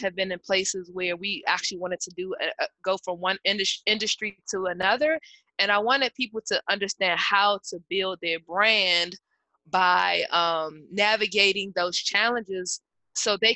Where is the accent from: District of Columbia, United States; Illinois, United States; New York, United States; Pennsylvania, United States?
District of Columbia, United States; Washington; I'm from the Washington, D.C. area